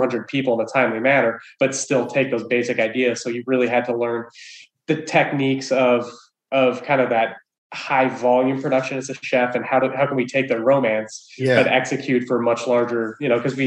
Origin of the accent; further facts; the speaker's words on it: Wyoming, United States; I grew up in Wyoming of all places